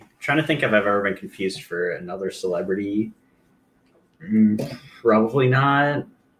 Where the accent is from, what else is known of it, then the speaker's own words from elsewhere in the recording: Philadelphia, Pennsylvania, United States; moved away; Again, I'm from Philly originally